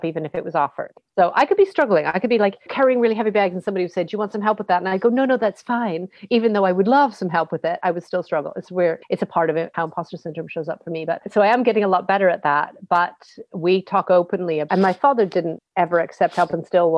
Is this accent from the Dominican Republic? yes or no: no; West Coast of Canada, Canada; We're from the West Coast.